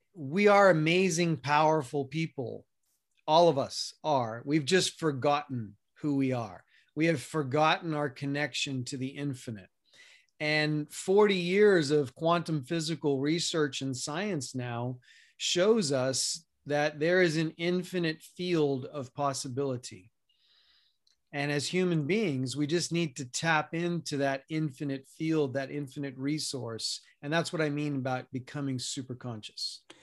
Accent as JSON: {"language": "English", "town": "New York City", "region": "New York", "country": "United States", "tie": "born or raised there", "also_born_or_lived": "Colorado", "moved": "as an adult", "lives_now": "Arizona, United States", "said": "I grew up in New York City, spent the first eighteen years of my life there"}